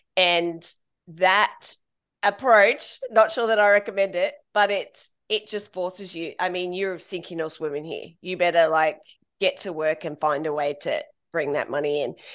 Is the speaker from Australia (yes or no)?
yes; Australia; moved away as an adult; also born or lived in United Kingdom / Ireland / Bangkok; being Australian, we're part of the British Commonwealth